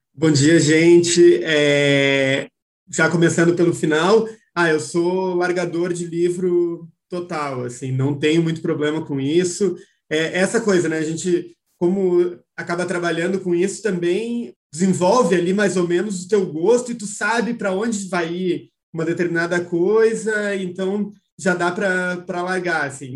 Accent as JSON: {"language": "Portuguese", "town": "Porto Alegre", "region": "Rio Grande do Sul", "country": "Brazil", "said": "eu sou do Rio Grande do Sul, né, é, sou de Porto Alegre"}